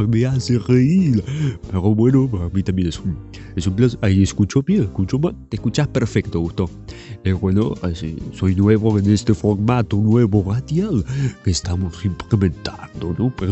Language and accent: Spanish; Almagro, Buenos Aires, Argentina; also born or lived in France; En realidad yo nací en Francia, pero a los cuatro añitos de muy chiquito me a vivir aquí, a la Argentina